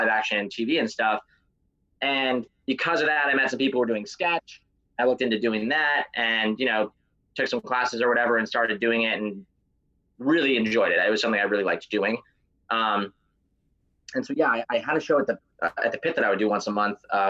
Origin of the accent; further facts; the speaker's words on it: Florida, United States; I grew up in Florida, and that was the only acting in Florida, really, was commercials.